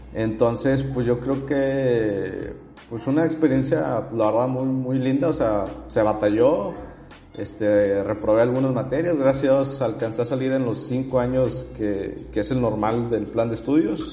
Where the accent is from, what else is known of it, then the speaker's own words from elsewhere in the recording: Monterrey, Nuevo León, Mexico; nací y vivo aquí en Monterrey